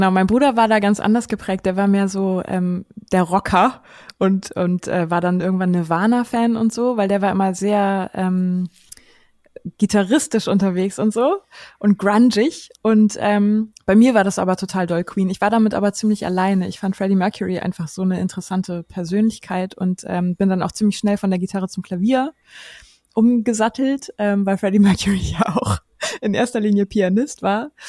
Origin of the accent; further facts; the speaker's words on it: Hamburg, Germany; also wie gesagt … ich komme aus Hamburg.